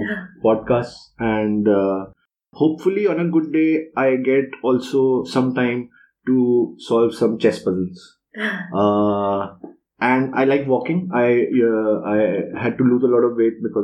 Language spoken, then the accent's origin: English; Lucknow, Uttar Pradesh, India; also born or lived in Delhi; I was in Lucknow. I grew up in Lucknow, so that is easy because I went to school there straight through for 12 years